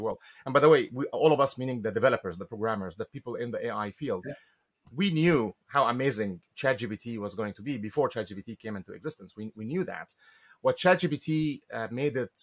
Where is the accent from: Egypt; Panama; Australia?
Egypt; moved away as an adult; now in United States; I came to the US in 1995. I'm from Egypt originally.